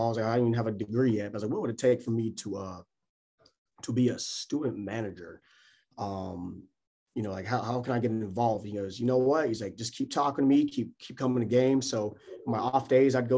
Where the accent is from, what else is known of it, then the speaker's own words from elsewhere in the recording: North Carolina, United States; also born or lived in Atlanta, Georgia, United States; now in Lake Charles, United States; growing up in Atlanta, I grew up there. Moved to North Carolina when I was five